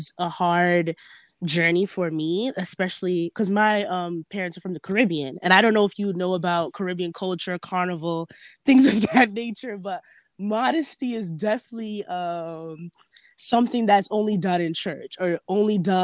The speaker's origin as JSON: {"language": "English", "region": "New York", "country": "United States", "tie": "born or raised there", "said": "I was born here in New York. So just going to high school"}